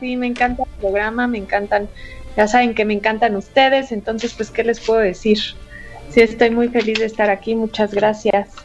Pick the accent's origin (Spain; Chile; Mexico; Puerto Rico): Mexico; como buenas mujeres mexicanas luchadoras que somos